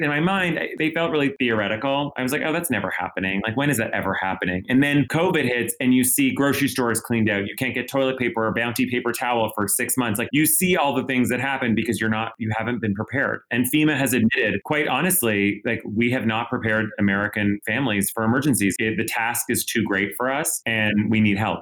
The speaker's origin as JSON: {"language": "English", "town": "Ottawa", "region": "Ontario", "country": "Canada", "tie": "born or raised there", "also_born_or_lived": "New York", "moved": "as an adult", "said": "I grew up in a small, I grew up in Ottawa"}